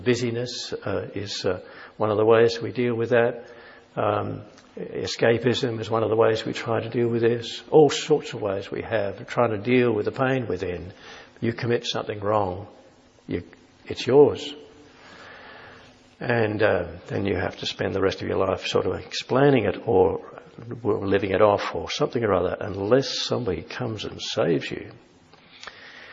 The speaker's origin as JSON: {"language": "English", "country": "Australia", "said": "being Australian"}